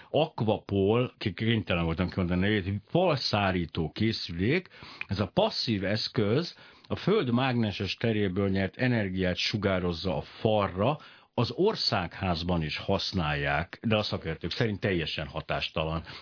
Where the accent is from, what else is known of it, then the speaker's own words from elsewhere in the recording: Miskolc, Borsod-Abaúj-Zemplén, Hungary; ugye Miskolci vagyok, csak szeretném hozzátenni. Miskolcon nagy csodák történnek